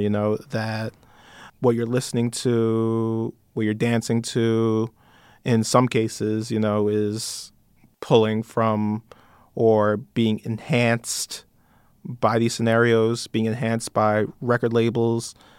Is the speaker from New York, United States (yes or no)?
yes; New York, United States; I'm from New York.